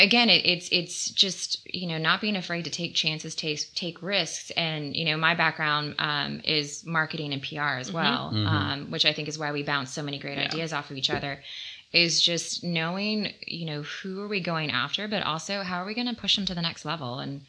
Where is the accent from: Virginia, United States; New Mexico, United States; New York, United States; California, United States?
Virginia, United States; moved away; I'm from Virginia, originally.